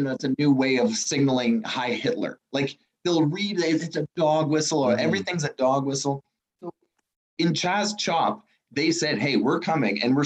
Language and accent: English; Ottawa, Ontario, Canada; now in Toronto, Canada; I'm from Ottawa